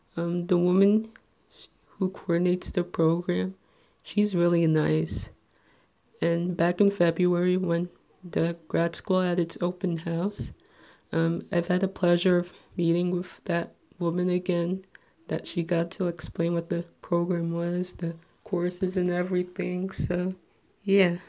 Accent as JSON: {"language": "English", "town": "Little Ferry", "region": "New Jersey", "country": "United States", "said": "I'm from Little Ferry, New Jersey"}